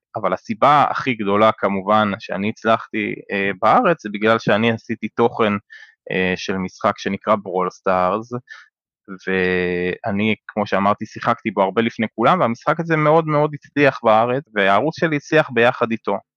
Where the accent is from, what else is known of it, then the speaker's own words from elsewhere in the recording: Israel; אני ישראלי